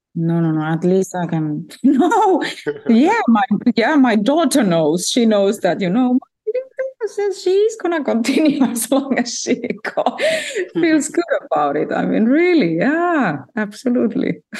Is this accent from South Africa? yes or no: no; Finland; Finland, so there were no opportunities for me really to study music.